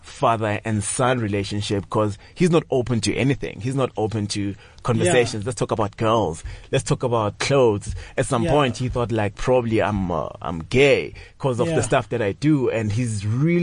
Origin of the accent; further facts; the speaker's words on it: Tsakane, Gauteng, South Africa; also born or lived in Lydenburg, Mpumalanga / Daveyton; when I was five, my mom and dad moved to Daveyton, stayed in Daveyton. They separated, had to go to Tsakane.